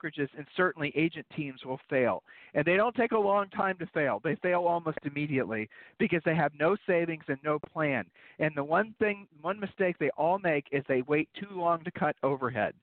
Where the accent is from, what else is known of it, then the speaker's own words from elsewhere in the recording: Columbus, Ohio, United States; Julie and I, and we grew up in Columbus, Ohio